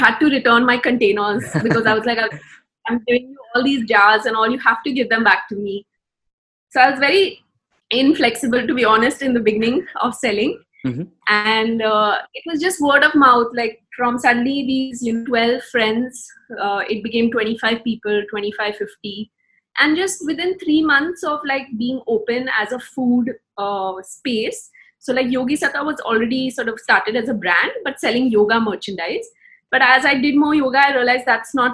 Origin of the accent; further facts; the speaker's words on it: India; Growing up in India